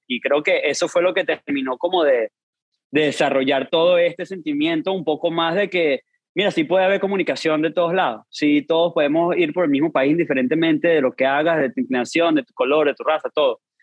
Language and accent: Spanish; Venezuela; accent: Venezuelan; also born or lived in Argentina; now in United States; siendo venezolano, naciendo allá, toda la vida allá